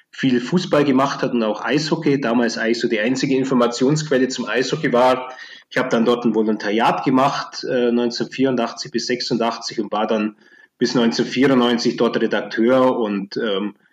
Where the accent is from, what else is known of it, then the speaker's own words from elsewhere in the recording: Augsburg, Bavaria, Germany; Ähm, also ich bin ja groß geworden in Augsburg, ähm, der Stadt mit dem, äh, wie der Augsburger Former sagt, ältesten Eislauftreibenden Verein in Deutschland von 1878.